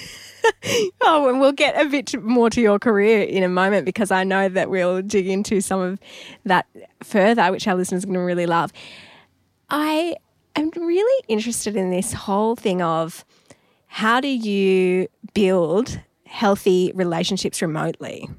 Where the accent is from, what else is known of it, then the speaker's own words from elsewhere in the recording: Newcastle, New South Wales, Australia; Newcastle, which is my hometown, as a Newey local